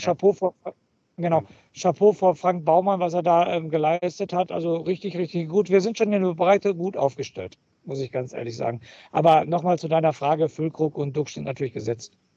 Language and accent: German; Germany; Bei uns in Deutschland